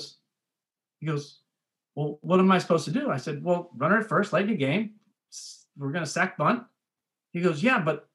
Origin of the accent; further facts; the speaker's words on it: Erie, Pennsylvania, United States; moved away as an adult; now in Frederick, United States; I'm from Erie, Pennsylvania. I grew up in Erie, Pennsylvania.